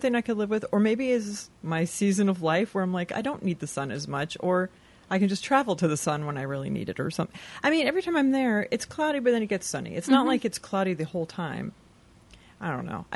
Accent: Southern California, United States; I should say Southern California

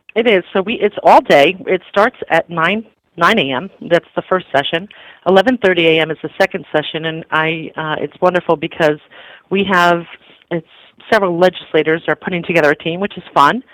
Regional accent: the Lower Naugatuck Valley, Connecticut, United States; I'm originally from the Valley.

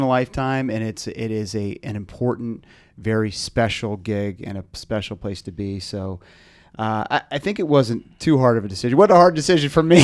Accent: Arlington, Virginia, United States; I grew up here in Arlington

